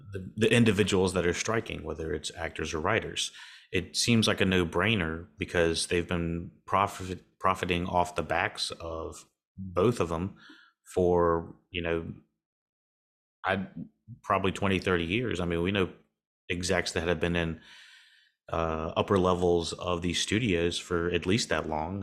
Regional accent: North Carolina, United States; accent: southern; I'm in North Carolina as well, if you can't, can't hear my southern ass accent

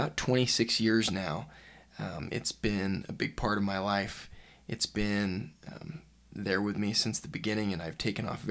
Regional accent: Utah, United States; I'm from Utah

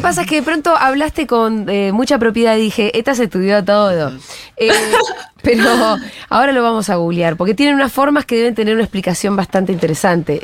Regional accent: Bariloche, Río Negro, Argentina; yo soy de Bariloche

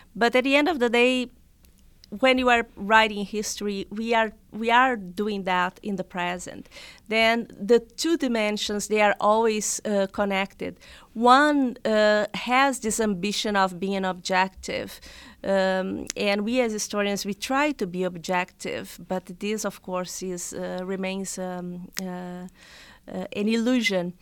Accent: South Region, Brazil; English is a second language; moved away as an adult; now in United States; I was born and raised in Brazil

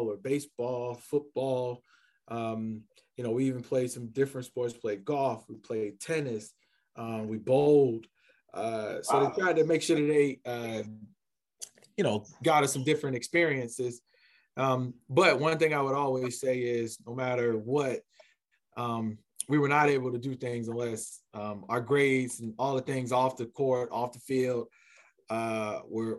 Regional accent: Columbia, South Carolina, United States; I'm originally from Columbia, South Carolina. Was born and raised there

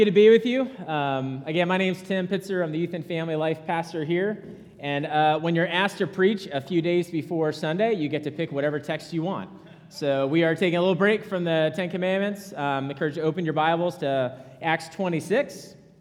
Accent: Rhode Island, United States; moved away; I'm from Rhode Island.

